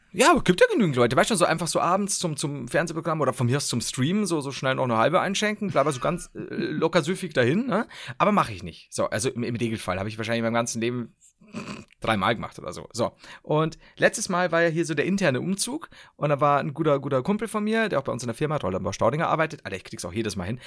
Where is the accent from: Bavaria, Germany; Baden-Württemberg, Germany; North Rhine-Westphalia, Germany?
Bavaria, Germany; Upper Palatinate; Ich komme tatsächlich aus Oberpfalz. Die Regensburg ist die Hauptstadt der Oberpfalz.